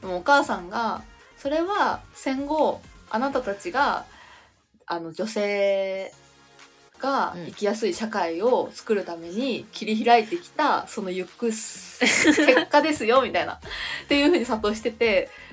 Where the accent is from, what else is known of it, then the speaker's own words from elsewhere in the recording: Fukushima, Japan; now in Tokyo, Japan; 私福島出身なんですけど